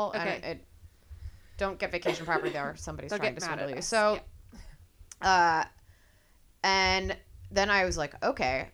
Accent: Maryland, United States; I'm from Maryland

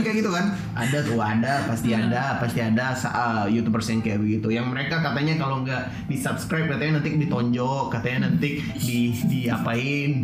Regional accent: Sumatra, Indonesia; kita anak Sumatera.

